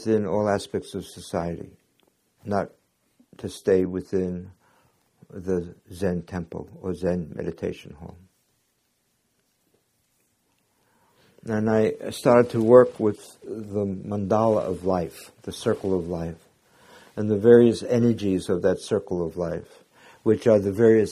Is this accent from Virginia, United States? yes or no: no; New York City, New York, United States; I was born in Brooklyn, Jewish parents